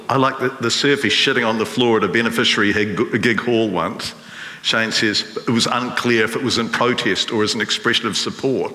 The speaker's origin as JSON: {"language": "English", "region": "Wellington", "country": "New Zealand", "tie": "born or raised there", "said": "growing up in Wellington"}